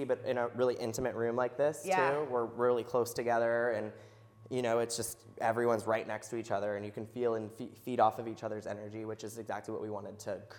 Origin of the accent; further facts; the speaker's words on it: Wilder, Kentucky, United States; also born or lived in Cincinnati, Ohio; I actually grew up in Northern Kentucky. So Wilder, which is like Fort Thomas area. Yep. And then, I went to school here and stayed here and haven't left.